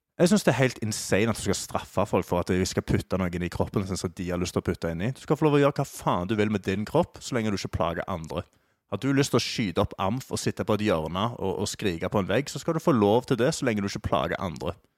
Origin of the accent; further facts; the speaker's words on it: Stavanger, Rogaland, Norway; moved away; Jeg er jo fra, er jo fra Stavanger